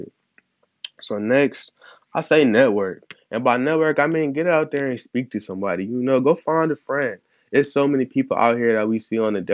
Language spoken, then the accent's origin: English; Ohio, United States; I'm from Ohio